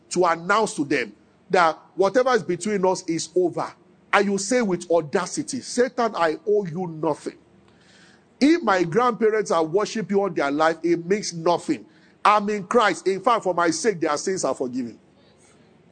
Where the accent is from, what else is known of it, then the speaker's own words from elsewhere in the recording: Nigeria; as a Nigerian